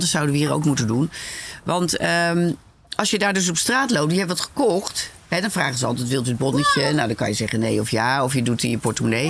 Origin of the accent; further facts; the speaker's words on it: Belgium; Zoals jullie horen ben ik niet van Nederland, maar van België.